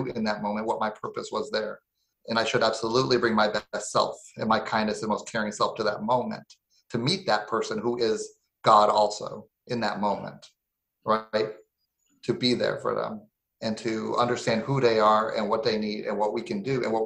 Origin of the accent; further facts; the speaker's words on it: Lauderhill, Florida, United States; where I grew up in Lauderhill